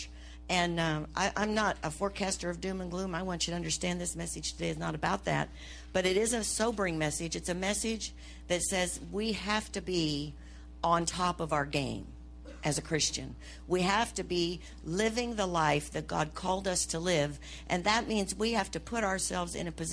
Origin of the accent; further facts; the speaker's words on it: United States; I'm an American